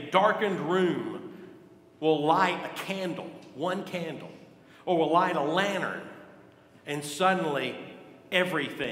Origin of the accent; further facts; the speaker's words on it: Gadsden, Alabama, United States; I grew up in Gadsden